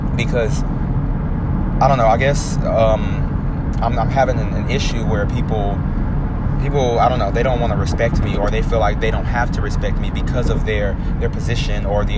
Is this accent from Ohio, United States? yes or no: no; Houston, Texas, United States; I'm from Houston